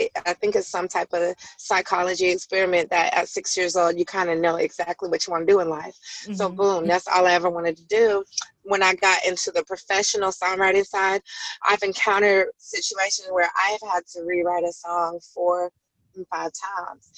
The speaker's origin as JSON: {"language": "English", "region": "Colorado", "country": "United States", "also_born_or_lived": "Atlanta", "moved": "yes", "said": "I came from Colorado"}